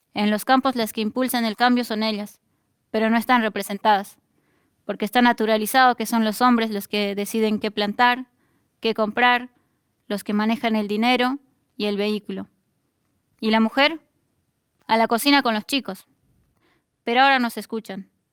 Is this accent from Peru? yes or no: no; Bolivia; now in Argentina; la de miles de familias campesinas que venimos desde Bolivia